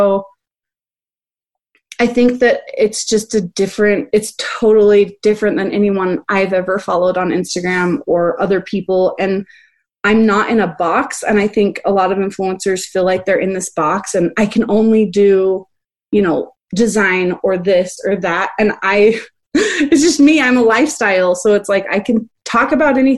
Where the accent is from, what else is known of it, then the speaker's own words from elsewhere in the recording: Park City, Utah, United States; I'm from Park City, Utah, which is kind of in this like fancy schmancy little